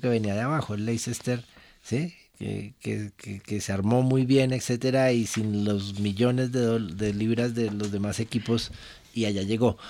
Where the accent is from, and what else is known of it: Colombia